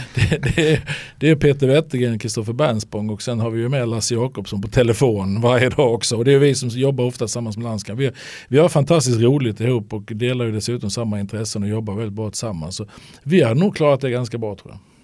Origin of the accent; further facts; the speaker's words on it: Halmstad, Halland County, Sweden; vi växte upp några hundra meter från varandra hemma i Halmstad